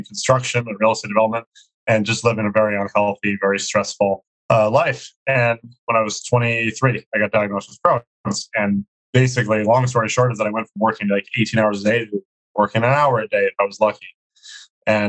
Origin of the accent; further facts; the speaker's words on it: New York City, New York, United States; I grew up in New York City